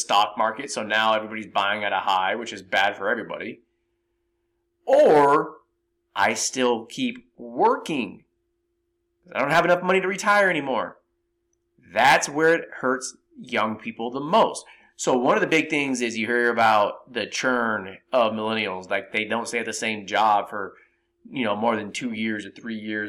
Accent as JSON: {"language": "English", "town": "San Jose", "region": "California", "country": "United States", "tie": "born or raised there", "said": "I grew up in San Jose, California."}